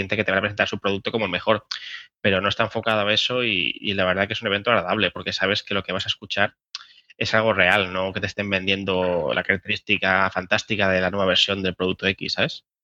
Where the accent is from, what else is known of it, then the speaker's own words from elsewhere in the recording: Barcelona, Catalonia, Spain; venimos de Barcelona, que tiene un clima bastante agradable comparado con otros sitios